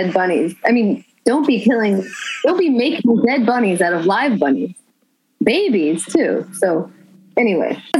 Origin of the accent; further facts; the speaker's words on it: Austin, Texas, United States; now in upstate New York, United States; I grew up in Austin, Texas